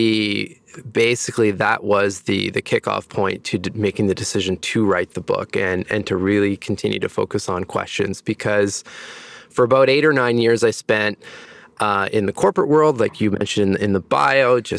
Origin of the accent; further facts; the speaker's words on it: Ontario, Canada; also born or lived in Montreal; now in Toronto, Canada; I am from Ontario, Canada. I was born in a small town in the northern part of the province